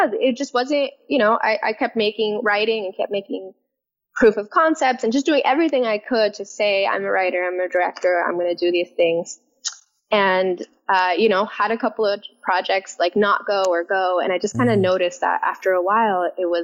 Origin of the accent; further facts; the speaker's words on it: San Francisco, California, United States; I grew up in the Mission District of San Francisco